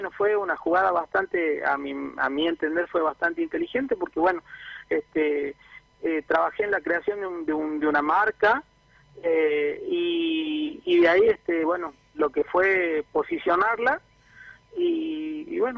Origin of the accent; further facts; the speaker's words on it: Jujuy, Argentina; los dos somos de Jujuy, pero bueno, nos conocimos en Córdoba en la facultad.